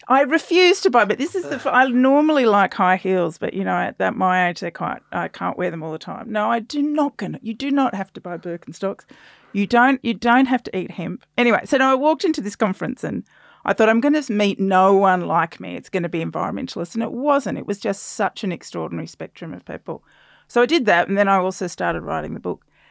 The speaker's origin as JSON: {"language": "English", "region": "South Australia", "country": "Australia", "tie": "born or raised there", "said": "I grew up in South Australia as well."}